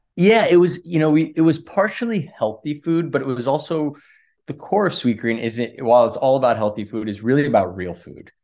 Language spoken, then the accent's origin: English; Los Angeles, California, United States; moved away as an adult; also born or lived in Washington, D.C. / Sydney, Australia; I grew up in Los Angeles